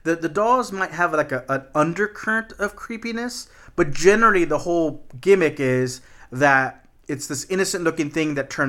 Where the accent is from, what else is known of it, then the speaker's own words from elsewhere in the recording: Texas, United States; No, man, I'm just from Texas.